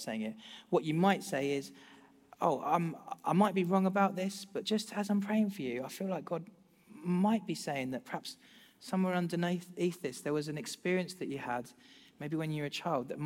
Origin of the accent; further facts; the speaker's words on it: United Kingdom; as British people